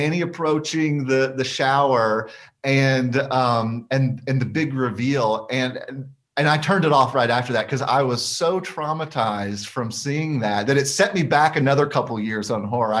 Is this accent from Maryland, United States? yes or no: no; Alabama, United States; moved away as an adult; also born or lived in Oak Ridge, Tennessee; I spent the majority of my life up until 2011 living in Alabama. And so that was really my upbringing was there